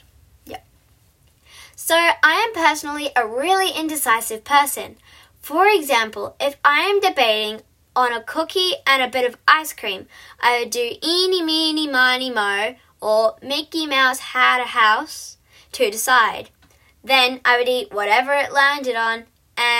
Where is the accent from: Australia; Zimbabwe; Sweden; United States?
Australia; I am an Aussie